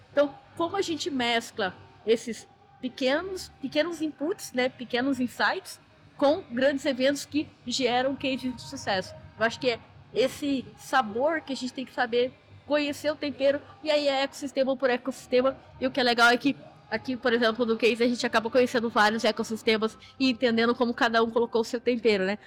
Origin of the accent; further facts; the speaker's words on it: Cuiabá, Mato Grosso, Brazil; eu sou de Cuiabá, Mato Grosso